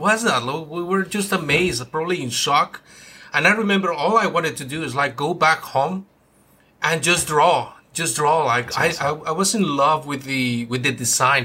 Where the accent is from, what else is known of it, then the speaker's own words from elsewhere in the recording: Mexico; moved away as an adult; now in United States; I'm actually originally from Mexico